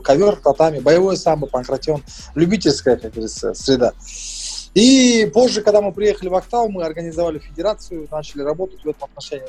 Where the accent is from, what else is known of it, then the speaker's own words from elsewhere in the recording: Kulsary, Atyrau Region, Kazakhstan; also born or lived in Mangystau Region; now in Aktau, Kazakhstan; Я сам родился здесь, в Мангистауской области. А, но вырос в городе Курсары Атравской области